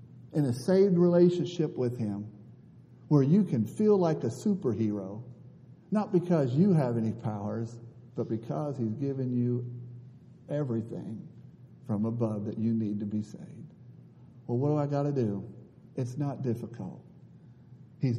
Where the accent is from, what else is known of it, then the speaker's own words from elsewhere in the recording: Northeast Ohio, United States; also born or lived in Africa; I'm from Northeast Ohio